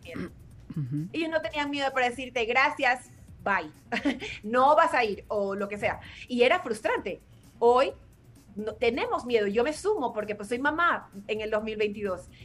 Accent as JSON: {"language": "Spanish", "country": "Ecuador", "moved": "yes", "lives_now": "Mexico", "said": "Yo soy de Ecuador, pero vivo en México"}